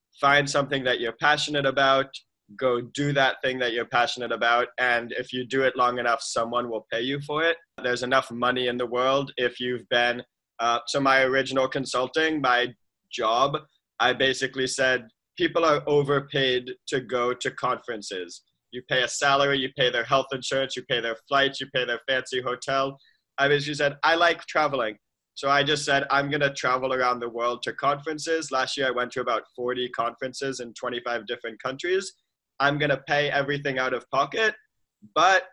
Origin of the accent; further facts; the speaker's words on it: Boston, Massachusetts, United States; I grew up in Boston, normal, let's say like conservative Jewish Boston family